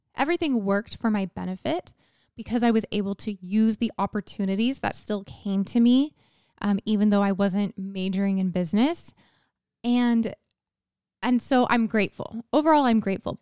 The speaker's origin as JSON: {"language": "English", "region": "Texas", "country": "United States", "tie": "born or raised there", "also_born_or_lived": "Utah", "moved": "as an adult", "said": "I grew up in Texas. So I went to high school in Texas"}